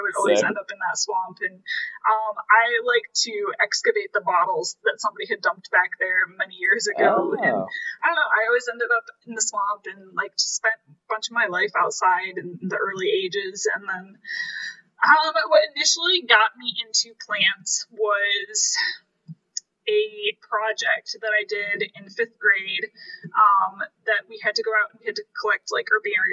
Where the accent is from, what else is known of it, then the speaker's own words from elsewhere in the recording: Kalamazoo County, Michigan, United States; Kalamazoo County, but like not the city of Kalamazoo. So I graduated with like 50 other people, so it was a really small